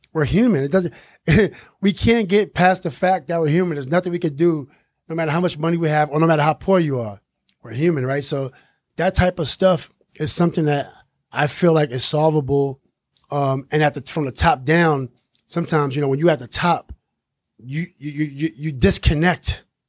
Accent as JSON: {"language": "English", "town": "New York City", "region": "New York", "country": "United States", "tie": "born or raised there", "said": "growing up in Queensbridge Project, we live in the biggest federal housing projects"}